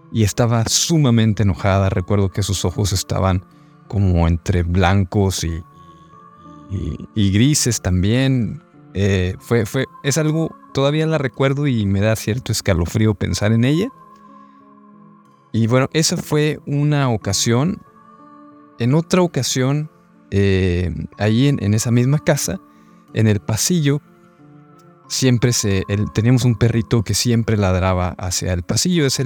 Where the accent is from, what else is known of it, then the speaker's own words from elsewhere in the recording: Monterrey, Nuevo León, Mexico; Hola amigos de Sociedad Secreta … soy de Monterrey y quiero compartirles mi anécdota. Yo cuando era niño em, en casa de mis padres viví diferentes momentos de terror paranormales